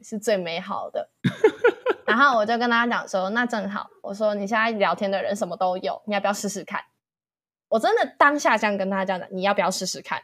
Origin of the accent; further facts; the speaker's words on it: Hsinchu, Taiwan; 我是新竹人